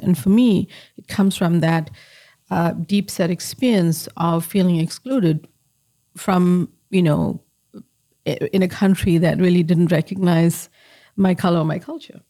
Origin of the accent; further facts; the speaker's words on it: South Africa; moved away; I grew up in apartheid in South Africa